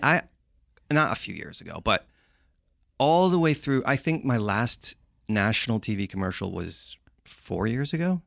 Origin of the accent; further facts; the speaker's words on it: Londonderry, New Hampshire, United States; now in Los Angeles, United States; I grew up in Londonderry, New Hampshire.